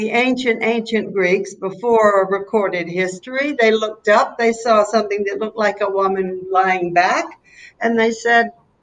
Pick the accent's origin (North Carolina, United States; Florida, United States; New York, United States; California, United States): North Carolina, United States; accent: southern; moved away as an adult; now in Poros, Greece; I was born and raised in North Carolina